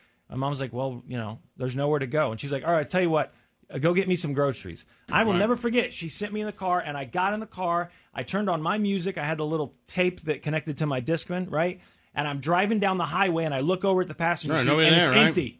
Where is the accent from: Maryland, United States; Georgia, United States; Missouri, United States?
Missouri, United States; I grew up in Missouri